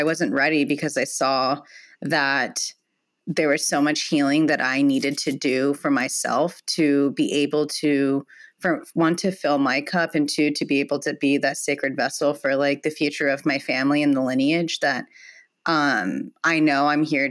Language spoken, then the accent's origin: English; Palm Springs, California, United States; I grew up here in Palm Springs